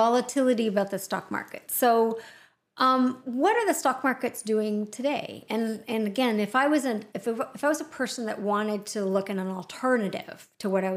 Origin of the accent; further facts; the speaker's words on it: Canada; we're Canadian